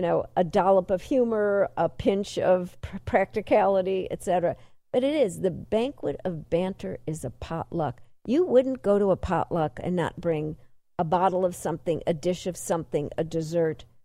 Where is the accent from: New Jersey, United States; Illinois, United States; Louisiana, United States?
Illinois, United States; Chicago; I'm from Chicago